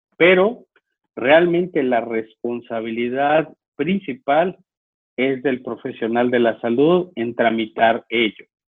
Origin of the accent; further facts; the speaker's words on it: Mexico; now in Chihuahua, Mexico; como muchos mexicanos